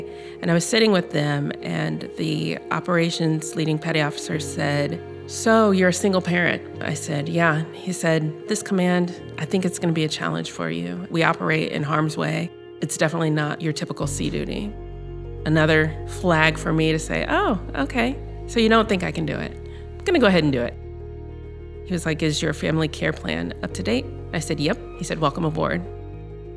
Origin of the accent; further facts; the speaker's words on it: Lincoln, Nebraska, United States; I'm from Lincoln, Nebraska